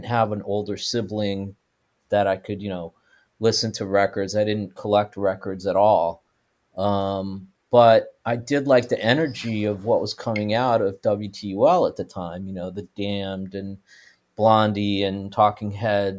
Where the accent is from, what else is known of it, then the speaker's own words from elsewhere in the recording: New Orleans, Louisiana, United States; moved away; also born or lived in California; growing up in Louisiana